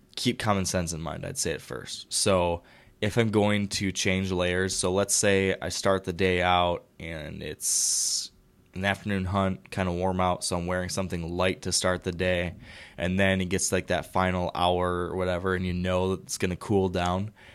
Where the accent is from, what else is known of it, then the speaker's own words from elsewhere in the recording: Michigan, United States; Fellow Michigander, I always like questions from my, from my home state fellows